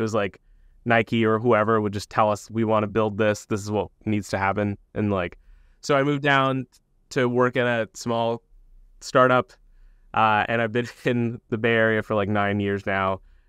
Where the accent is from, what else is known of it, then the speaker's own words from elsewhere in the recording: Bangladesh; born there; also born or lived in United States / Saudi Arabia / England / Iran; I was born in Bangladesh, so I moved around a lot growing up. Lived in the U.S. when I was super young, but then moved to Saudi Arabia, back to Bangladesh, to England, to Iran, Bangladesh again.